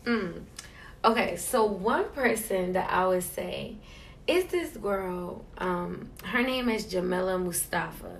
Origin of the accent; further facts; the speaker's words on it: New York City, New York, United States; also born or lived in New Jersey; I'm originally from Queens, New York.